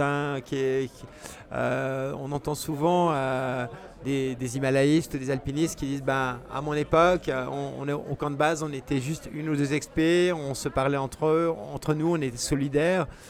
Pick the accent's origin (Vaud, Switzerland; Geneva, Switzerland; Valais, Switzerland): Geneva, Switzerland; Geneva basin, Switzerland; quand on est né dans le bassin genevois, on a des montagnes qui nous entourent